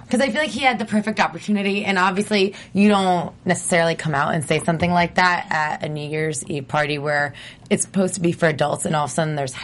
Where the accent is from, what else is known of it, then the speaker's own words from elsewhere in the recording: New Jersey, United States; I'm from New Jersey.